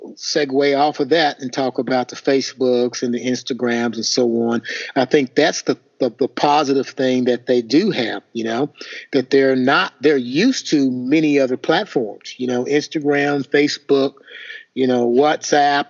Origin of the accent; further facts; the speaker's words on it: Indiana, United States; I'm from Indiana